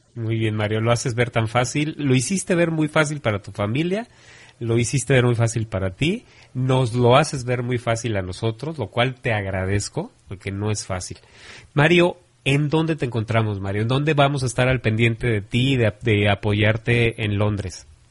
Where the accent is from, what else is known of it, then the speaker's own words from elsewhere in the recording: Mexico; como mexicanos